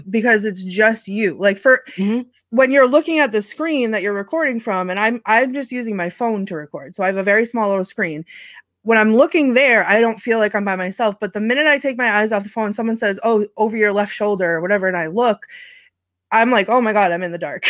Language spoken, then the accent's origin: English; New England, United States; I am from New England